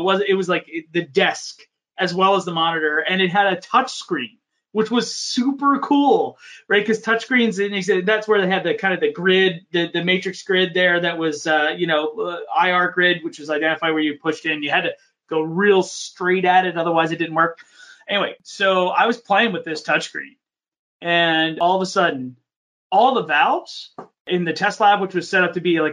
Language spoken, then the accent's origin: English; Horsham, Pennsylvania, United States; I grew up just in the burbs of Philadelphia, just north of the city, in a place called Montgomery County. Horsham